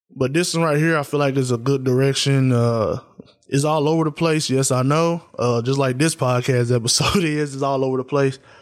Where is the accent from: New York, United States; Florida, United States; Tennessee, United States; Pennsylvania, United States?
Tennessee, United States; I'm from Tennessee